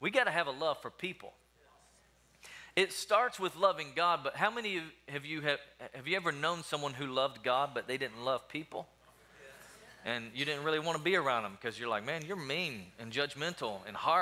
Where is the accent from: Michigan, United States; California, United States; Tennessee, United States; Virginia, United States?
Tennessee, United States; also born or lived in Alabama; now in Wichita Falls, United States; I'm originally from Tennessee